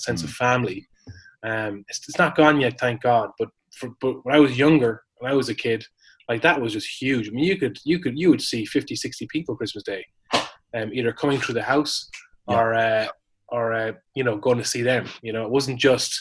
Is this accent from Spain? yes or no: no; Ireland; born or raised there; moved away